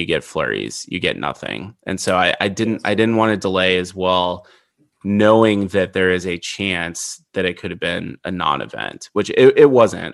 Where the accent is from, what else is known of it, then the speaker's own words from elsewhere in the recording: Midwest, United States; I grew up in the Midwest.